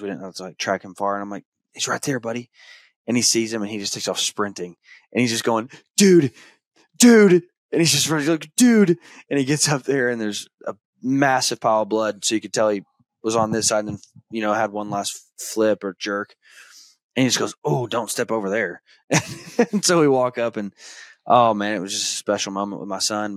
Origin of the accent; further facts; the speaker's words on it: Arkansas, United States; now in Kansas, United States; I grew up hunting deer in Arkansas